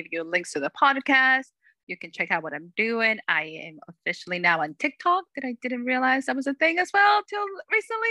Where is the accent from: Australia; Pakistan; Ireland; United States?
United States; Salem, Massachusetts; I was blessed to grow up in a place that was full of history